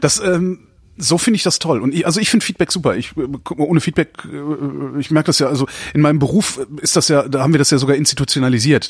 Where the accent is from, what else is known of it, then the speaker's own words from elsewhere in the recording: near Brühl, North Rhine-Westphalia, Germany; wir sind in der Nähe aufgewachsen